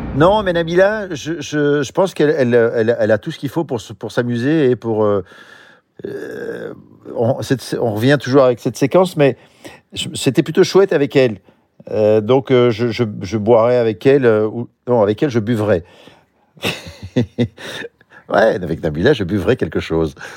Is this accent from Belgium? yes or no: yes; Belgium; Je suis belge